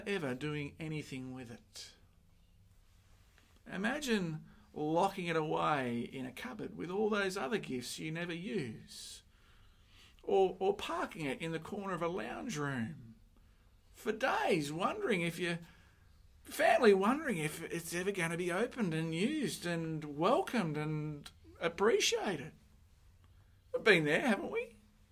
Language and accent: English; Sydney, New South Wales, Australia; I grew up in Mount Druitt